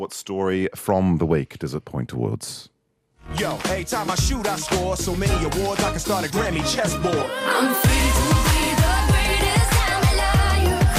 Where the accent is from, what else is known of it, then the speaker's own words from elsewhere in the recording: Australia; I am an Australian born in 1961.